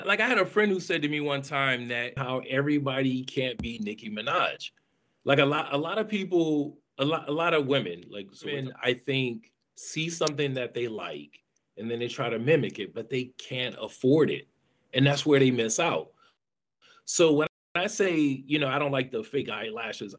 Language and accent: English; Flint, Michigan, United States; moved away as an adult; also born or lived in DMV area (Washington, D.C. metropolitan area); now in Washington, D.C. area, United States; I'm from Flint, Michigan